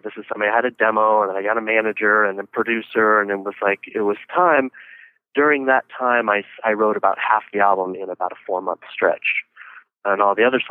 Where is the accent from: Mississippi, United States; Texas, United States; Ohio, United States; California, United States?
California, United States; Northern California wine country, United States; I come from Northern California. I'm from the wine country up north, about an hour north of San Francisco, which is actually where I'm at right as we speak.